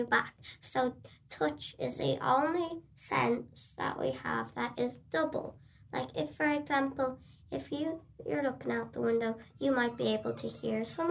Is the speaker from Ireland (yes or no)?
yes; Kildare, Leinster, Ireland; I'm from Kildare